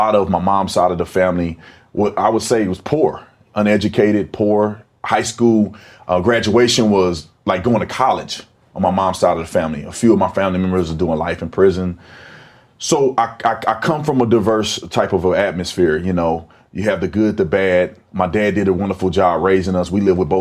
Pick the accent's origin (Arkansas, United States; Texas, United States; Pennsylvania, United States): Texas, United States; Fort Worth; moved away as an adult; also born or lived in Tucson, Arizona; I grew up in Fort Worth, Texas. I'm a Texas boy